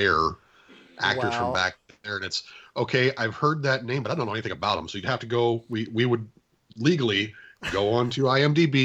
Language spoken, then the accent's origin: English; Muscatine, Iowa, United States; I am from Muscatine, Iowa, which is right on the Mississippi River